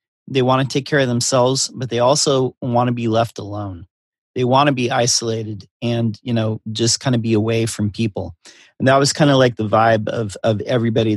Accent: Redwood Valley, California, United States; where I grew up was in Northern California, like above the bay, above the North Bay, and in a little town called Redwood Valley.

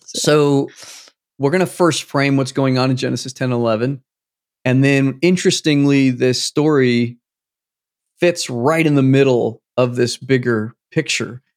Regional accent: United States; I'm American

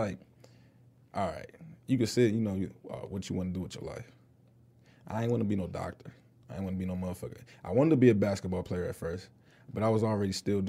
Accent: Detroit, Michigan, United States; Here, Myers and Grand River.

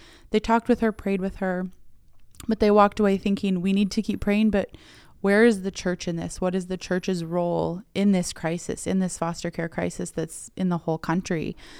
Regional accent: Illinois, United States; moved away as an adult; My dad got transferred to Illinois when I was 5. So I grew up in Illinois for school age. And then I came to Drake University for school.

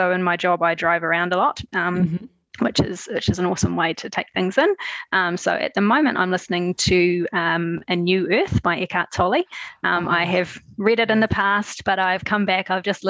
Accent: New Zealand; also born or lived in Queenstown; So all over New Zealand, actually. I was born in Queenstown and we moved a lot. So we lived in different places around the North and South Island.

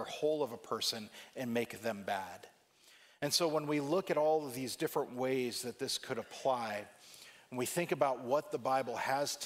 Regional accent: California, United States; growing up in California

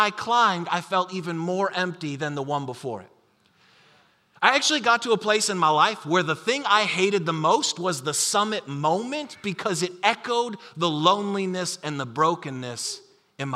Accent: Buffalo, New York, United States; the church that I grew up in Buffalo, New York

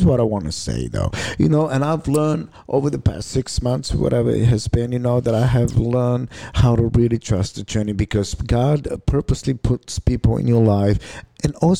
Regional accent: Bulgaria; now in United States; I come from Bulgaria.

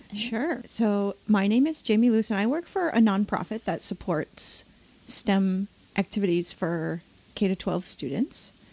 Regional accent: Maine, United States; I'm from Maine

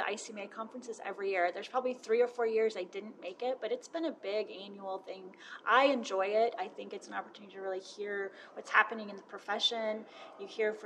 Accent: Yuma, Arizona, United States; moved away as an adult; I grew up there. Yuma's my hometown

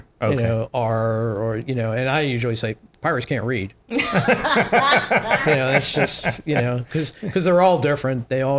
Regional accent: Magothy River, Maryland, United States; also born or lived in Long Island, New York (summers); When I grew up on the Magothie

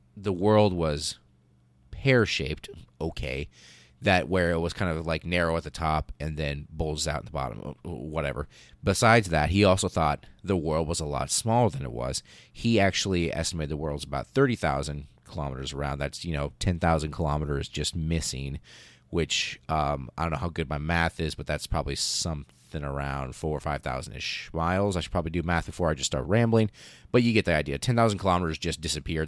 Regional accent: United States; as an American child growing up, um, in the eighties and nineties

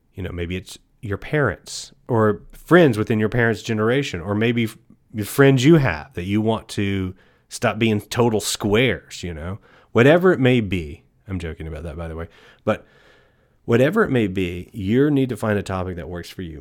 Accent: East Texas, United States; I was born and raised in East Texas

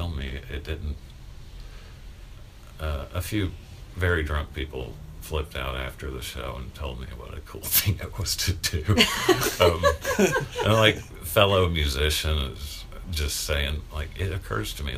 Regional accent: South Carolina, United States; moved away as an adult; also born or lived in Cincinnati; now in Chicago, United States; I grew up in South Carolina.

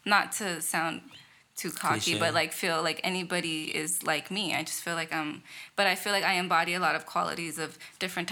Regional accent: Victorville, California, United States; moved away as an adult; also born or lived in Los Angeles, California; initially, I grew up in L.A. Up until I was about 11, and that's when I moved to Victorville. And then I moved back to L.A. when I was 18, right after high school

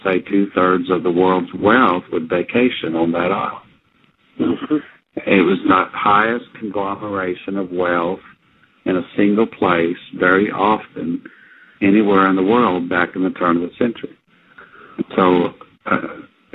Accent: Oklahoma, United States; I'm from Oklahoma.

